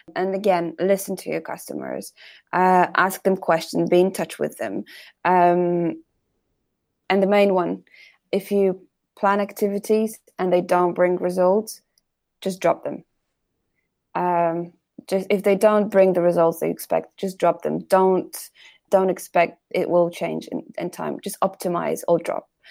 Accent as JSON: {"language": "English", "country": "Poland", "said": "we were proud that we are from Poland"}